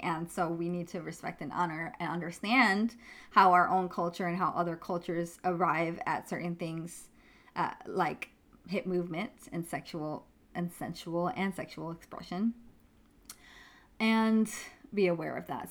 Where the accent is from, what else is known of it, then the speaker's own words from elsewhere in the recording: New York, United States; I grew up in New York